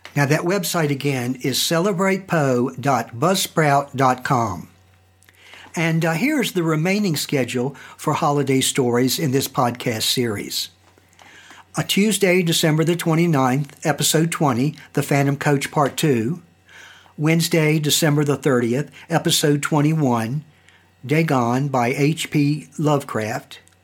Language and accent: English; Staunton, Virginia, United States; my hometown, Stanton, Virginia